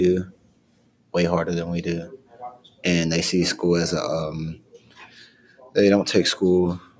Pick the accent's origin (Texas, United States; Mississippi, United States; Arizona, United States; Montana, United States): Mississippi, United States; Pascagoula; I'm from Pascagoula, Mississippi.